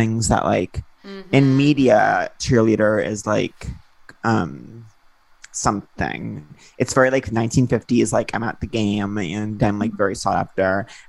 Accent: Long Island, New York, United States; I grew up in Long Island

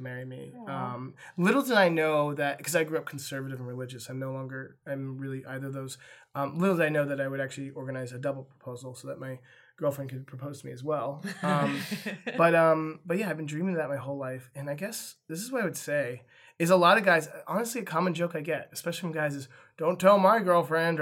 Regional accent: Windsor, California, United States; Windsor, which is my hometown in Sonoma County

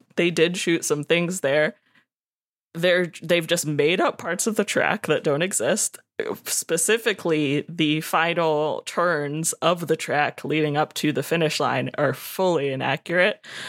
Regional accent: Savannah, Georgia, United States; I'm from Savannah

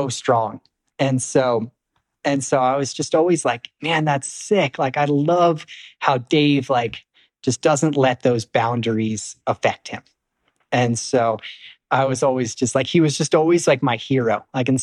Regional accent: East Coast, United States; I was from the East Coast too

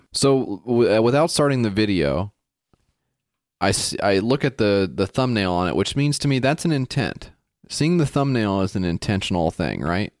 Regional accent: United States; me as an American guy

